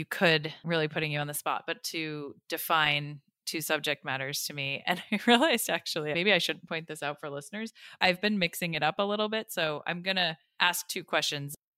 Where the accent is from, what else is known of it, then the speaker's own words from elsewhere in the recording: United States; as an American